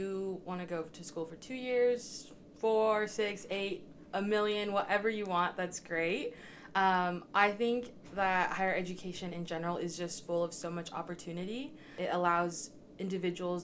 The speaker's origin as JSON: {"language": "English", "town": "Spalding", "region": "Nebraska", "country": "United States", "said": "I'm from Spalding, Nebraska, which is a super small town about 2 hours northeast of Kearney."}